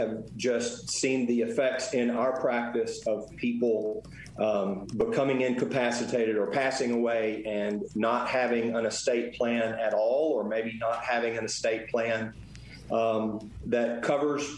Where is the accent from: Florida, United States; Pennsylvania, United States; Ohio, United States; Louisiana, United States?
Louisiana, United States; Arcadia; I also have an office over in my hometown of Arcadia, Louisiana